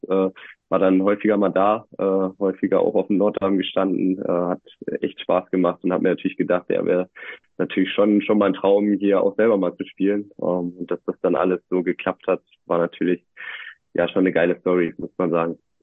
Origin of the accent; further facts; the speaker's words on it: North Rhine-Westphalia, Germany; moved away as an adult; also born or lived in Merseburg; now in Leipzig, Germany; Ich bin äh, tatsächlich in Nordrhein-Westfalen groß geworden